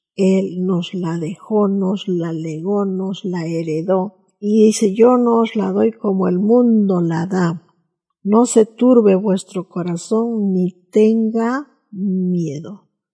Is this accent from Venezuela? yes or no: no; Peru; nuestros deberes cívicos como peruanos